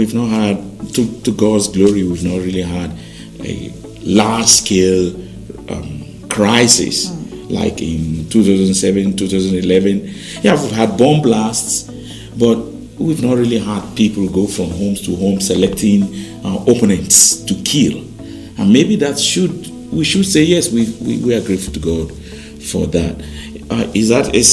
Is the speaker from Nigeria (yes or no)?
yes; Jos, Plateau, Nigeria; also born or lived in Oyo State (family origin); I was born in Plateau, actually, in Sabumpegi.